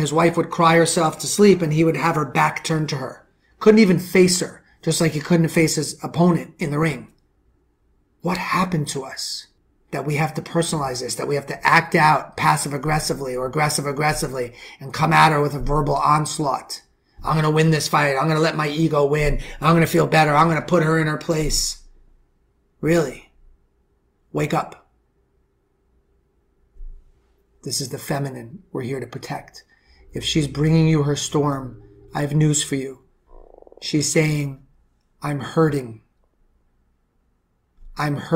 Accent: New York City, New York, United States; I'm from the Bronx.

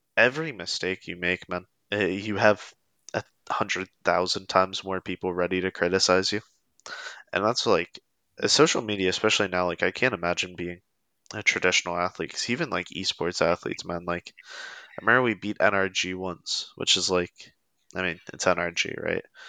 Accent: Pennsylvania, United States; also born or lived in North Carolina / Lancaster, Pennsylvania; I've lived in Pennsylvania my entire life except two years when I went to college in North Carolina

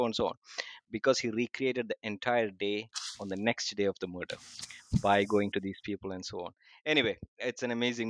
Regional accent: Kerala, India; now in Abu Dhabi, United Arab Emirates; I hail from Kerala in India. We speak Malayalam there.

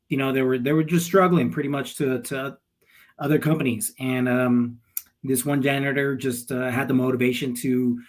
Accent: El Paso, Texas, United States; moved away; also born or lived in Tempe, Arizona; where we grew up as in El Paso, it was mainly Hispanics.

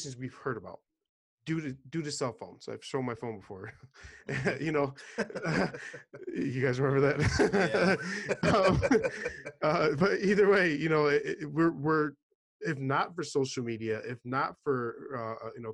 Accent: New York City, New York, United States; I'm originally from New York City

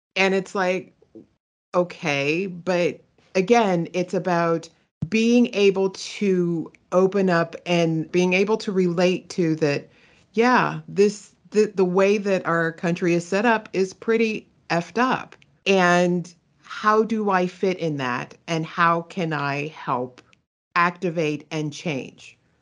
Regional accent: Pittsburgh, Pennsylvania, United States; moved away; also born or lived in California; I am originally from Pittsburgh, Pennsylvania

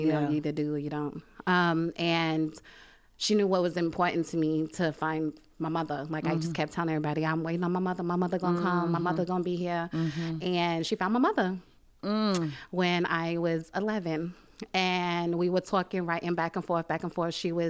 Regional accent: Brooklyn, New York, United States; I'm from Brooklyn, New York, mm-hmm. born and raised. Mm-hmm. I moved out here in 2003, off and on.

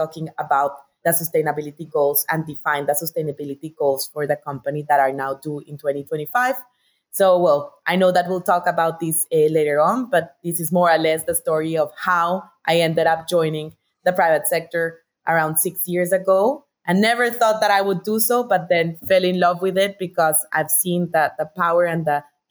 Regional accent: Bogotá, Colombia; I'm Colombian, so I was born and raised in Bogotá.

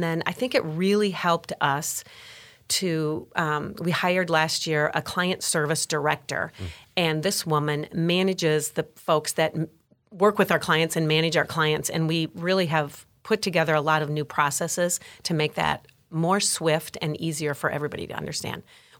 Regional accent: Wisconsin, United States; We call Wisconsin whiskey.

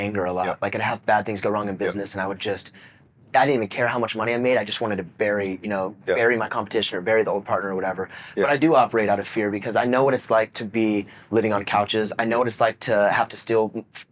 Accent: Visalia, California, United States; I grew up in Visalia, California.

